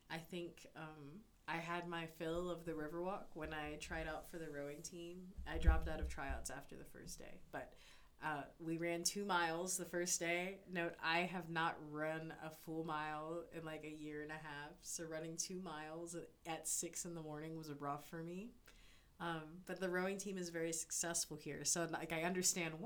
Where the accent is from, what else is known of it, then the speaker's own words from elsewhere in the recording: Memphis, Tennessee, United States; moved away as an adult; now in Tuscaloosa, United States; I'm from Memphis.